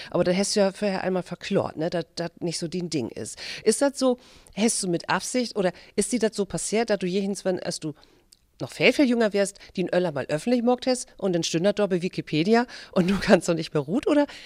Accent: Lüneburg, Lower Saxony, Germany; um nach Lüneburg zu feuern, in meiner Heimatstadt

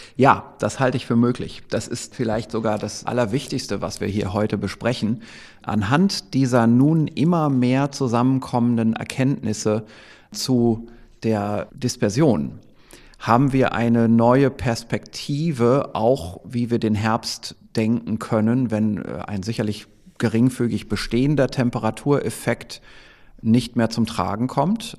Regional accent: Northern Germany, Germany; accent: Low German (Plattdeutsch); Ich spreche ja Plattdeutsch

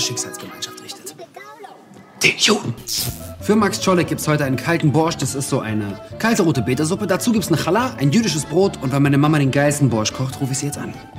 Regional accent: Berlin, Germany; moved away; also born or lived in Israel; meine Identität hier in Deutschland, als ich komme aus Berlin, war ja trotzdem noch gepaart mit, wir sind Migranten.

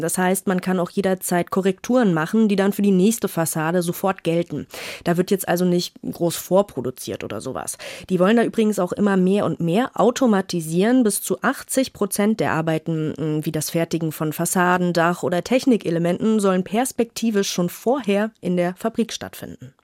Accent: Northern Germany, Germany; als Norddeutsche

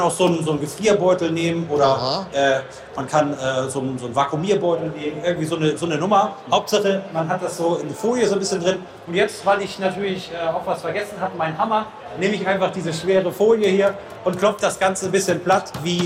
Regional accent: Northern Germany, Germany; ich bin ja Norddeutscher

